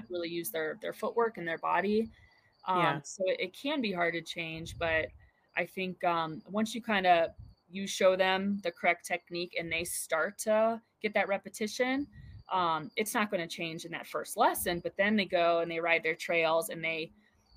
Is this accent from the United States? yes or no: yes; Ohio, United States; now in Colorado, United States; growing up in Ohio